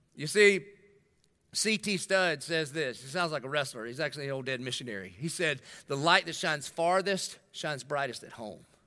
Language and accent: English; Dillon, South Carolina, United States; I grew up in Dillon